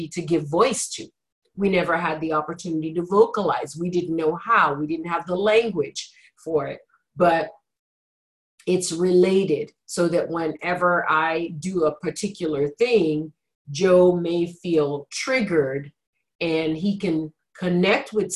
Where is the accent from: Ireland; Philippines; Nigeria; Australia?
Nigeria; moved away; growing up in Nigeria where there was a lot of lack and scarcity